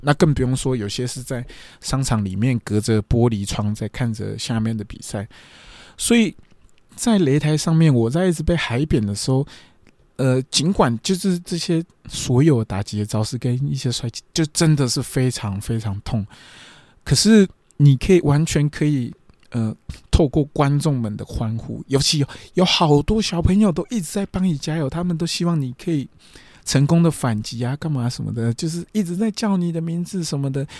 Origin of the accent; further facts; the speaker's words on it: Taiwan; 我就是一个台湾人啊，我不是日本人